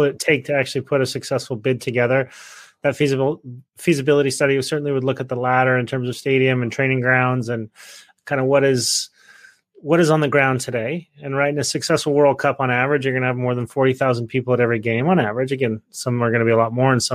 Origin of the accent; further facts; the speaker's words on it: Salt Lake City, Utah, United States; moved away; I grew up in Salt Lake